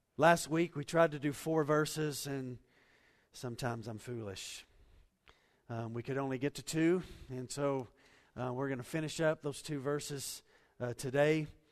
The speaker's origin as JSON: {"language": "English", "country": "United States", "said": "we're American Christians"}